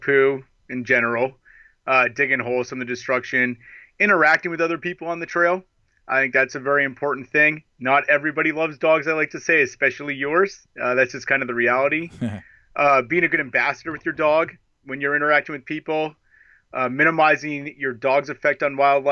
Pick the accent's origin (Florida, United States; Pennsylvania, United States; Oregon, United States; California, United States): Oregon, United States; Portland; I'm from Portland, Oregon